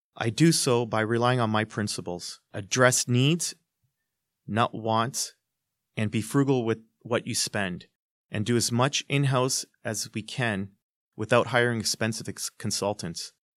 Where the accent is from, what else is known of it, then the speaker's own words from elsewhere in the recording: Hamilton, Ontario, Canada; I'm born and bred in Hamilton. I grew up here